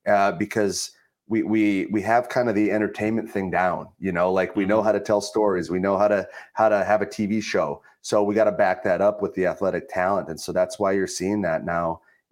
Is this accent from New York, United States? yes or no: no; Minnesota, United States; moved away; also born or lived in northern Michigan; I went to college in Northern Michigan. I grew up in Minnesota.